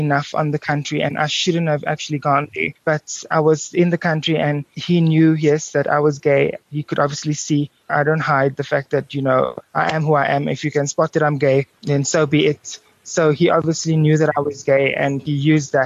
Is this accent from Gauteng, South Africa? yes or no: no; Cape Town, Western Cape, South Africa; being a South African Cape Townian guy